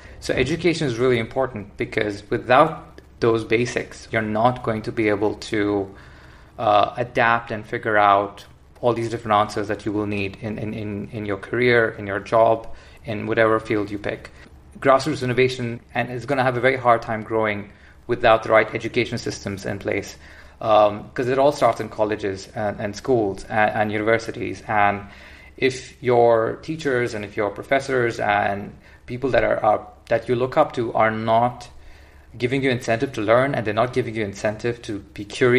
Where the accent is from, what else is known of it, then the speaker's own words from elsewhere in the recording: India; I mean, we come from the Indian education system. It's a different approach.